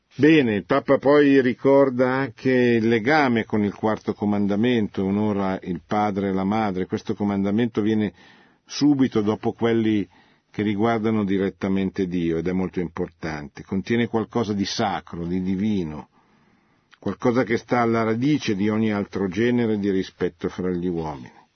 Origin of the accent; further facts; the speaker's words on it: Italy